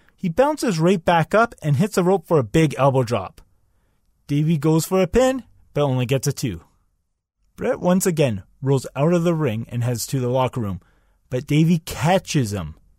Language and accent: English; Canada; I'm Canadian